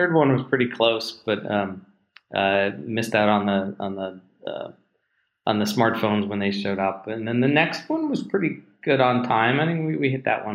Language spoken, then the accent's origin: English; New Jersey and Los Angeles, United States; moved away as an adult; also born or lived in Pittsburgh, Pennsylvania; now in Seattle, United States; I grew up in New Jersey